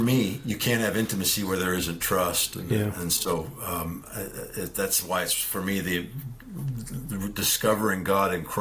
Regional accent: Vancouver Island, British Columbia, Canada; moved away; spent all of my high school years, I'm Canadian too, on Vancouver Island

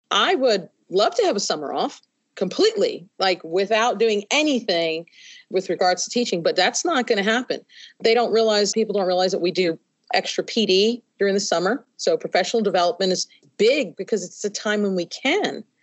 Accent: New York, United States; now in Kentucky, United States; I first came to Kentucky, from I came from New York into West Virginia and Kentucky.

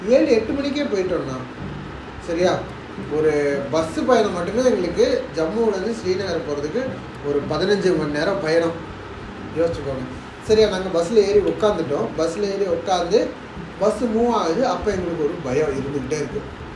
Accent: Tiruchirappalli, Tamil Nadu, India; also born or lived in Chennai; now in Bengaluru, India; திருச்சி அப்படின்னா திருச்சி எங்க சொந்த ஊரு

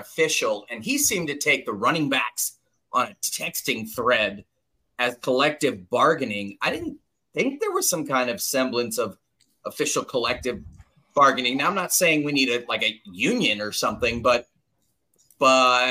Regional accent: Los Angeles, California, United States; born and raised in Los Angeles, a Raider fan

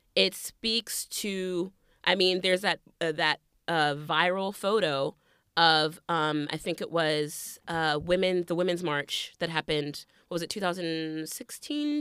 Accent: the South, United States; Growing up in the South

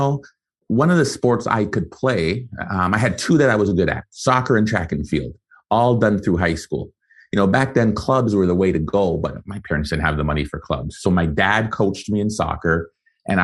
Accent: Canada; also born or lived in Guyana; I was born in Guyana, South America. And so spent the first 5 years there, came and emigrated to Canada with my family.

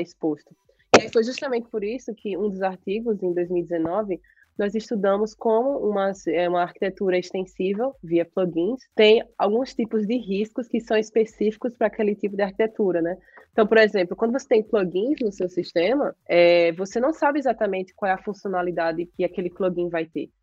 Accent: Brazil; moved away as an adult; now in United States; eu saí do Brasil com aquela mentalidade de concurso

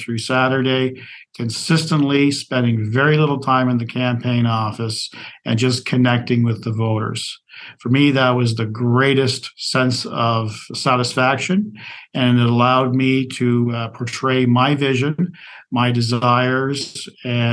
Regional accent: Brantford, Ontario, Canada; a Crown Attorney for my hometown of Brantford, Ontario

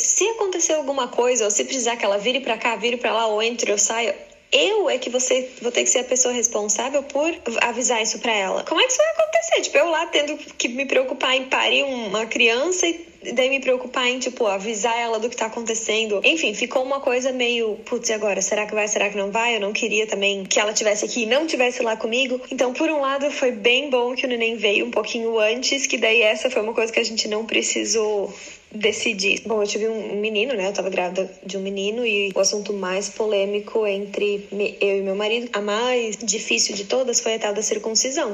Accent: Blumenau, Santa Catarina, Brazil; moved away as an adult; now in Florida, United States; eu sou de Blumenau e agora eu moro na Flórida, nos Estados Unidos, já tem um pouquinho mais de oito anos

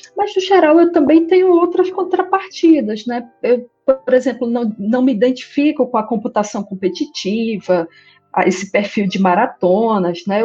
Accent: interior of Paraíba, Brazil; moved away as an adult; now in Amazonas, Brazil; Eu sou do interior da Paraíba e, na ocasião, eu era criança ainda

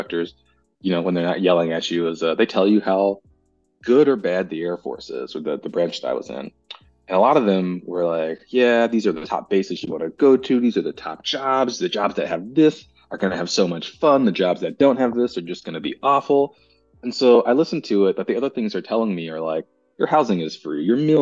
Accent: Texas, United States; also born or lived in California; I'm from all over. And I was born in California. I grew up in Texas

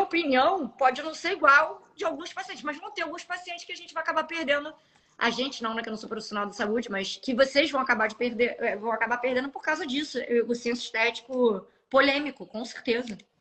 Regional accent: Rio de Janeiro, Brazil; eu sou carioca

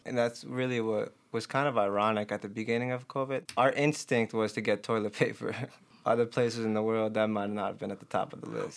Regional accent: Chicago, Illinois, United States; I'm from Albany Park, North Side, so it was very diverse.

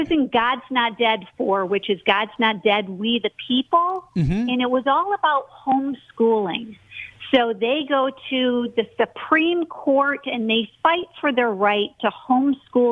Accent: Grand Rapids, Michigan, United States; moved away as an adult; now in California, United States; I grew up in Grand Rapids, Michigan.

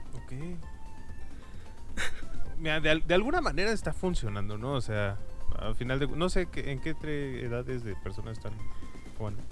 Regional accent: Mexico; somos mexicanos

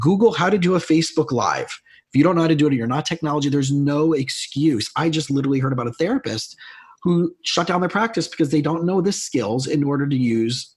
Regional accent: South Florida, United States; moved away as an adult; also born or lived in Long Island; I grew up in South Florida

